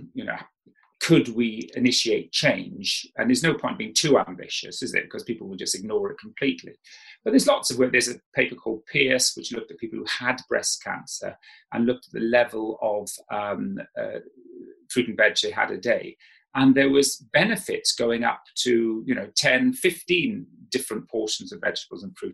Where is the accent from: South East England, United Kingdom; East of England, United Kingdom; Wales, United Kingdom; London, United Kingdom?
Wales, United Kingdom; South; I grew up in South Wales.